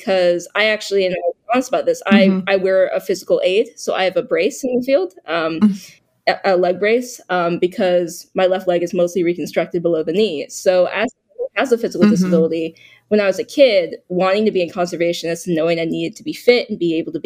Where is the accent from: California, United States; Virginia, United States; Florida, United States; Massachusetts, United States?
Massachusetts, United States; Boston; I was born in Boston, so I was born in a very urban environment